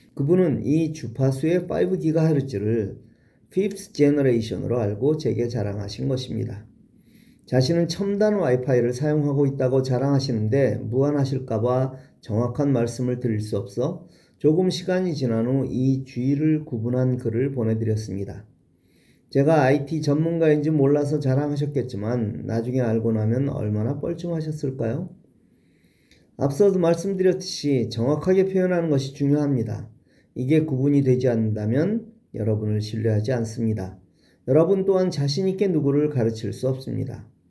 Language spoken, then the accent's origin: Korean; Seoul, South Korea; 어릴 적 종로구와 서대문구에 살았고 중고등학교는 은평구에 있는 학교에 다녔습니다